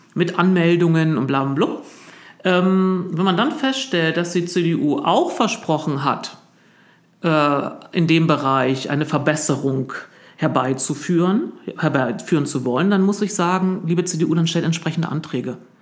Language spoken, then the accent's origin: German; East Germany, Germany; moved away; als Ostdeutscher